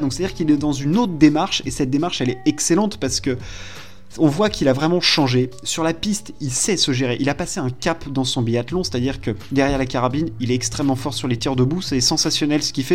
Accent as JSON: {"language": "French", "country": "France", "said": "on est français"}